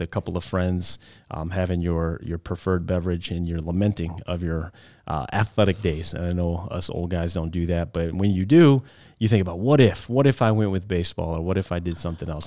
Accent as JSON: {"language": "English", "town": "Waukegan", "region": "Illinois", "country": "United States", "tie": "born or raised there", "also_born_or_lived": "Denver area, Colorado / Chicago, Illinois", "moved": "as an adult", "said": "I was born in Waukegan, Illinois, right there in the Illinois, Wisconsin border"}